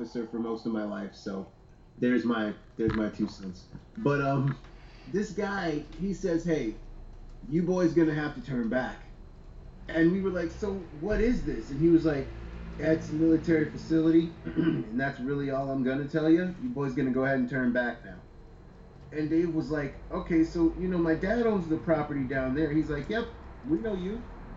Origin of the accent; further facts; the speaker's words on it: Manassas, Virginia, United States; I come from Manassas, Virginia. That's like 30 minutes outside of D.C., but it's rural.